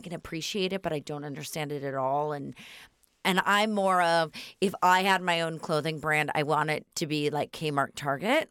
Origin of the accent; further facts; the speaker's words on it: Northern California, United States; I'm from Northern California.